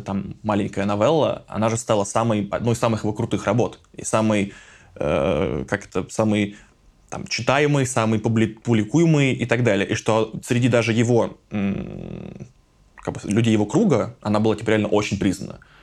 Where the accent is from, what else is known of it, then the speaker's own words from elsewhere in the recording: Voronezh, Voronezh Oblast, Russia; в моем родном городе Воронеже